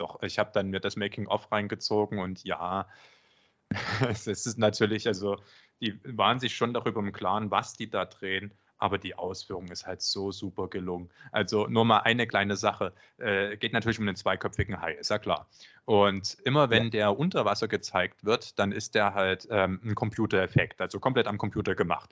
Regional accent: Germany; first language German; du als Deutscher

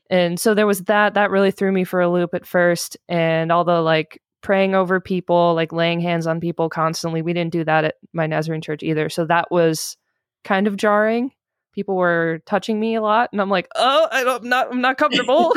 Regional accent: Michigan, United States; I grew up in Michigan

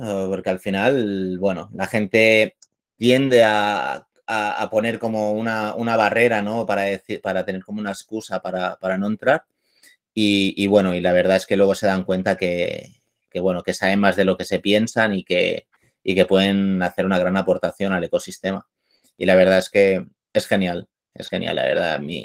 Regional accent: Barcelona, Catalonia, Spain; soy de Barcelona

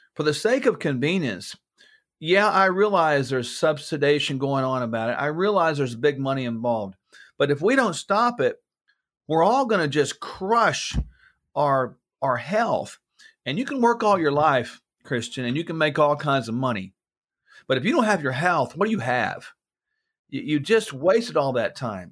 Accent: United States; I'm an American, yes, I'm in the U S right now

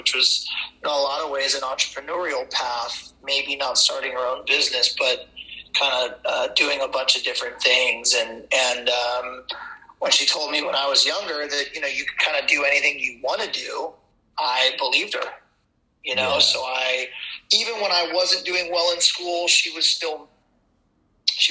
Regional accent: Ventura, California, United States; Born and raised in Ventura, California

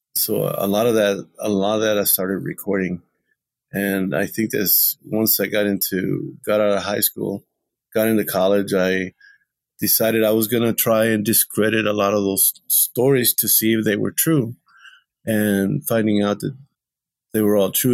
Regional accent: Texas, United States; born or raised there

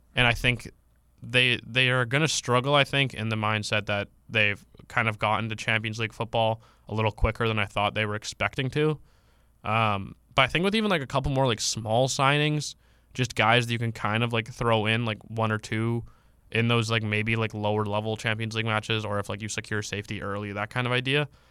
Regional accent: Canada; I'm from Canada

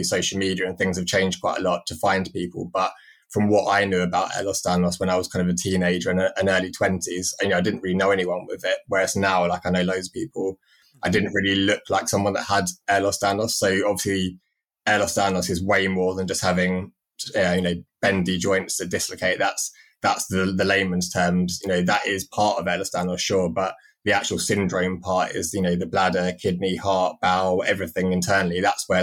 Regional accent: London, United Kingdom; also born or lived in Cambridge; I had no choice where I grew up. I was just lucky that I was born in London, lived in Cambridge

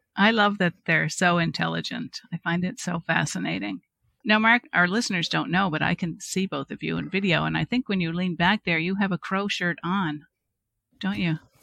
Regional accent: Cape Breton, Nova Scotia, Canada; I am from Cape Breton, Nova Scotia, if the accent has not already given me away

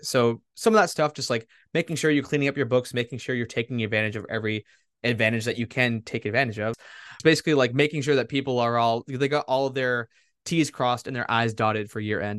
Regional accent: Massachusetts, United States; I'm from Massachusetts.

